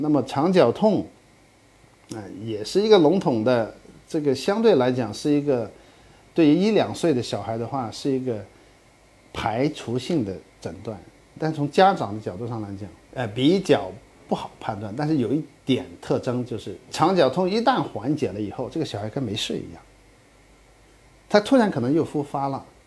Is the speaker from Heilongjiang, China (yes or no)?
no; Guangdong, China; 像我们广东那